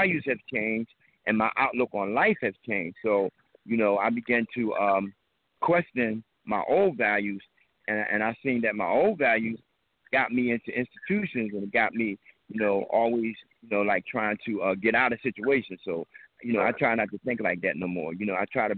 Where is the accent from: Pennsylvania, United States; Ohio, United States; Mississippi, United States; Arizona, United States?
Pennsylvania, United States; Philadelphia; we come up from Hoop Street. And Hoop Street was a gang that we fought everybody in West Philadelphia.